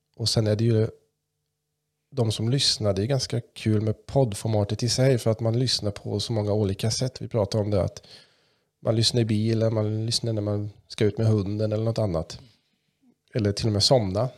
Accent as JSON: {"language": "Swedish", "town": "Kalmar", "region": "Kalmar County", "country": "Sweden", "accent": "mix of German and Kalmar", "first_language": "German", "second_language": "Swedish"}